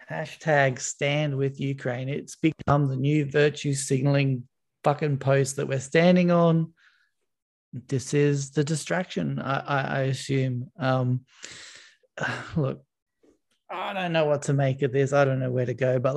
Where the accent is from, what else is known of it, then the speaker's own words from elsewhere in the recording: Serbia; born there; I was born in Yugoslavia.